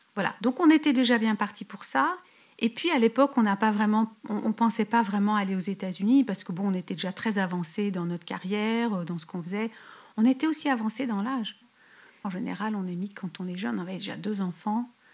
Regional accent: Paris, Île-de-France, France; moved away as an adult; now in California, United States; je suis née à Paris, j'ai grandi à Paris

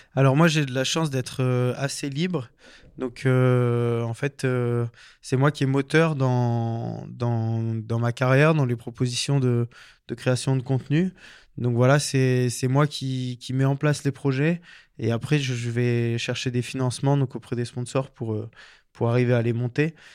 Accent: Embrun, Provence-Alpes-Côte d'Azur, France; moved away as an adult; also born or lived in Chambéry / Lyon / Belfort; now in Sainte-Foy-en-Tarentaise, France; moi j'ai grandi dans les Hautes-Alpes donc à Embrun

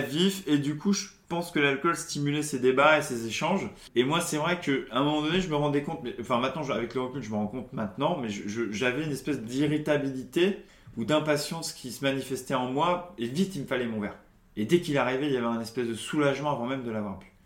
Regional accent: Charente-Maritime, Nouvelle-Aquitaine, France; moved away as an adult; also born or lived in Toulouse; now in Paris, France; je suis originaire de Charente, Charente-Maritime, donc pas loin de mhm. Bordeaux

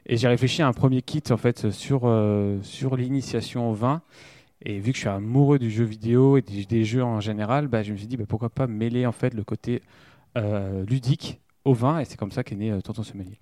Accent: Germany; now in Reims, France; je suis né en Allemagne

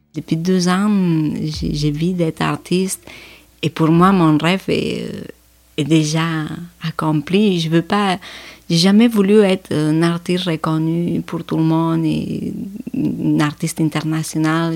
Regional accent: Spain; moved away; je viens de l'Espagne, je viens de l'Europe

